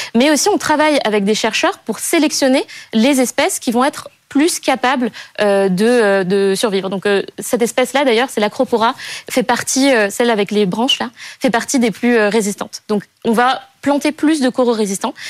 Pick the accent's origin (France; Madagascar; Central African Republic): Madagascar; J'ai grandi à Madagascar, dans un écrin de paradis